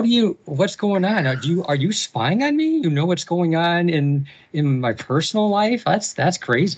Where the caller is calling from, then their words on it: Michigan, United States; Coming in from Michigan, about halfway between Detroit and Ann Arbor.